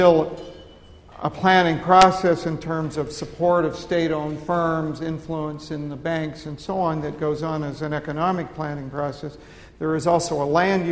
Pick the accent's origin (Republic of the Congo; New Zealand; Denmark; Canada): Canada; also born or lived in United States; now in United Kingdom; I'm Canadian, but I lived in the United States for some period of time